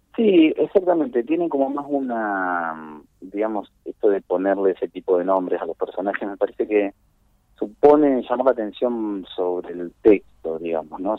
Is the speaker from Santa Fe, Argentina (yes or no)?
yes; Esperanza, Santa Fe, Argentina; en ese mismo pueblo, en Esperanza, que es un pueblo que queda, eh, digamos, en la es la pampa gringa Santa santafesina